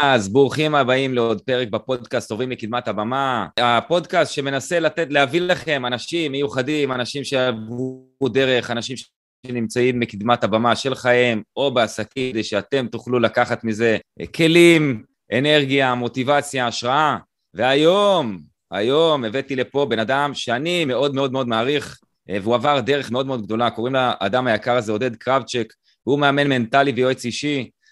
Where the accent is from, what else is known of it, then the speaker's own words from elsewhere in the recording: Israel; אני קיבוצניק, אה, שאתה יודע, גדל בצורה חילונית ביותר